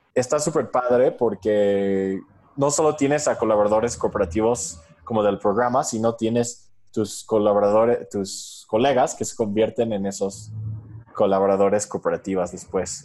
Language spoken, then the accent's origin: Spanish; New York, United States; moved away as an adult; now in Mexico; Yo soy originario de Nueva York, hice mi, mi Fulbright eh, beca aquí y es como vine a México hace cinco años